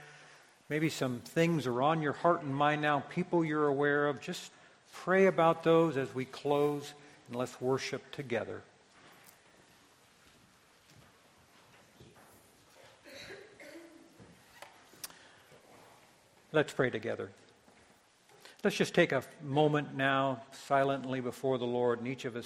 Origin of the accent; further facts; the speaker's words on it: United States; as American Christians